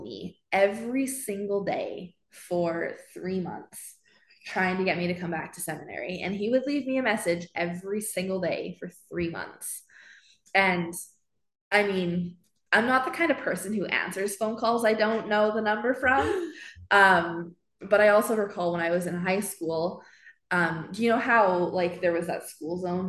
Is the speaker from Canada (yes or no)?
yes; Edmonton, Alberta, Canada; Born and raised in Edmonton.